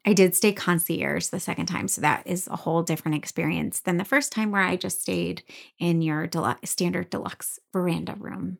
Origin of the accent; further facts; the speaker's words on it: Michigan, United States; I grew up in Michigan